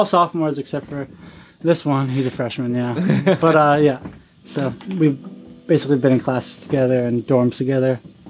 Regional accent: New York, United States; moved away as an adult; now in Burlington, United States; we have two New Yorkers as well, me and …, New York City and Rochester.

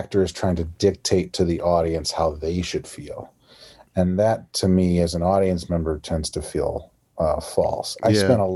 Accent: Iowa, United States; accent: Midwestern; moved away as an adult; now in New York City, United States; my own accent, my Midwestern accent, the hard A's

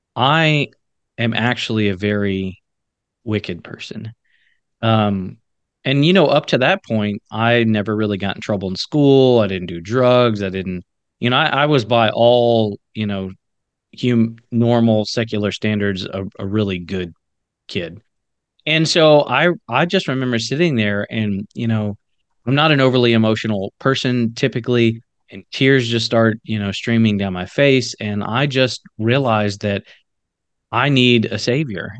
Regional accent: the South, United States; I grew up in the South

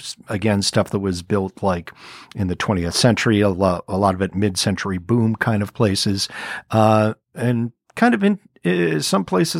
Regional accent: Chicago, Illinois, United States; Even though we're both from the Chicago area, we both met out

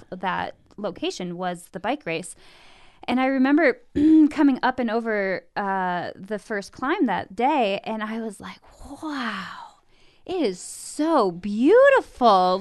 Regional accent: Midwest, United States; Born and raised in the Midwest, uh, youngest of three, two older brothers, grew up on a farm

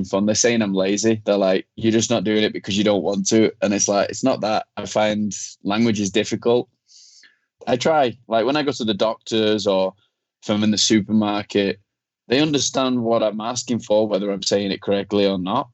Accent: Chorley, North West England, United Kingdom; now in Mexico; I'm from a place called Chorley in Lancashire. So I grew up playing in Chorley Golf Club

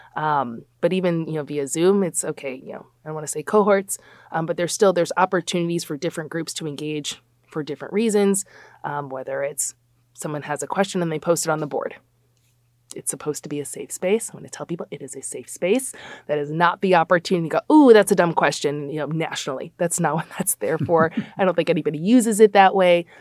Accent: Chicago, Illinois, United States; also born or lived in New Jersey; I'm born and raised in the Big Ten. Um, so we went to the Big Ten conference, went out to New Jersey. I worked at Rutgers for just under four years, and then I got to come home. I'm from Chicago

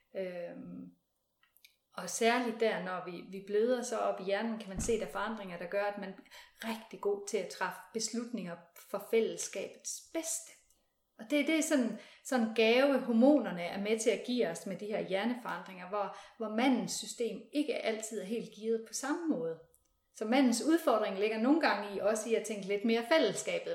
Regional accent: West Jutland, Central Denmark Region, Denmark; Nu er jeg ude fra Vestjylland

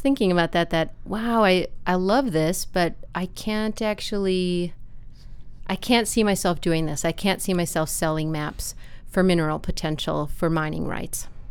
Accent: Appleton, Wisconsin, United States; I grew up in Appleton, Wisconsin

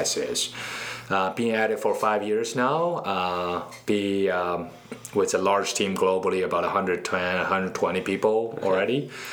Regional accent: Beijing, China; moved away as an adult; also born or lived in Charlotte, North Carolina, United States / West Coast, United States; now in United States; I was born and raised in Beijing. I uh, came to the States about 14 years ago

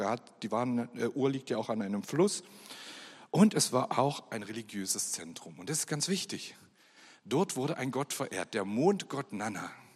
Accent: Germany; Ich bin geboren in der DDR und bin dort auch aufgewachsen

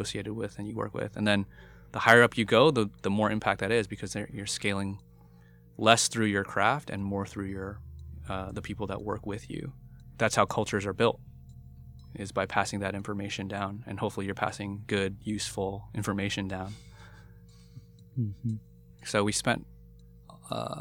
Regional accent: United States; I was born and raised in the United States

